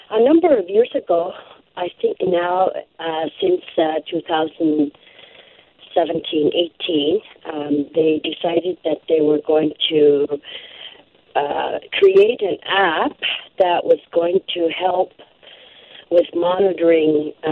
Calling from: Sanikiluaq, Nunavut, Canada; I am located on the Belcher Islands in Hudson Bay in a community called Sanikiluaq, Nunavut.

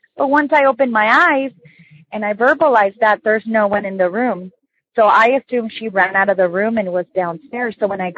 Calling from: San Diego, California, United States; I'm calling from San Diego.

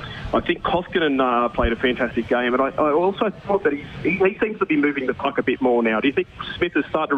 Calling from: Sydney, New South Wales, Australia; I'm ringing from Sydney, Australia

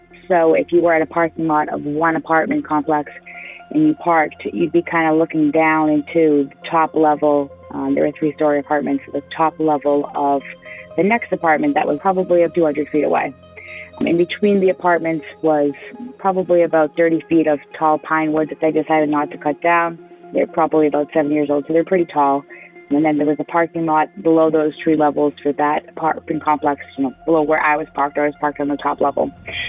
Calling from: Marlborough, Massachusetts, United States; I'm calling from Marlborough, Massachusetts.

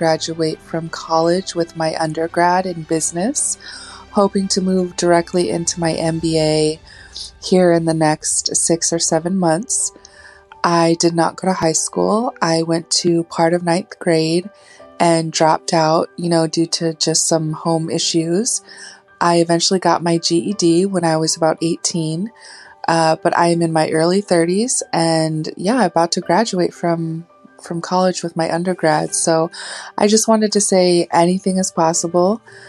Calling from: Anchorage, Alaska, United States; I'm calling from Anchorage, Alaska.

